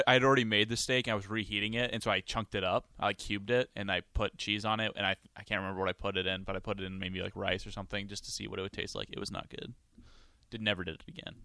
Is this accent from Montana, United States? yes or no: yes; Montana, United States; I'm from Montana. There's no team in Montana.